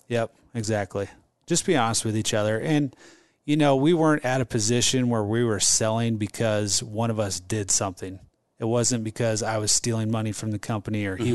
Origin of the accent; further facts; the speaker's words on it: Omaha, Nebraska, United States; stayed in Omaha and got a degree in management and marketing